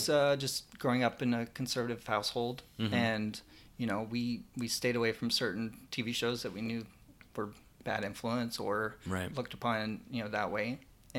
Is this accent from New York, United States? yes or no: no; Orlando, Florida, United States; Around Orlando.